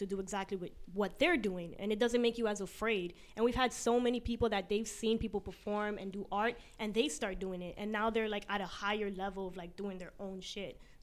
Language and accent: English; New York City, New York, United States; I'm Colombian, but I'm from Queens.